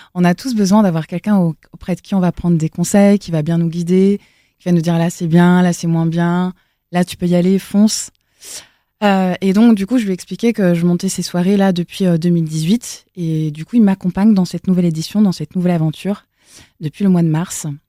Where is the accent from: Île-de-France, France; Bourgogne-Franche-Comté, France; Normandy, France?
Normandy, France; Elbeuf; moved away; also born or lived in south-west France / Paris; je viens d'Elbeuf, mmh. là où j'ai euh, grandi, dans le 76, à côté de Rouen